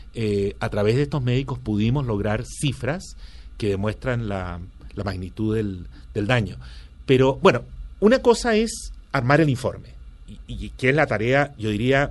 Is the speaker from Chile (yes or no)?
yes; Chile; moved away; yo crecí, eh, eh, mi, adolescencia y toda mi juventud y estudios universitarios los hice en Chile bajo la dictadura de Pinochet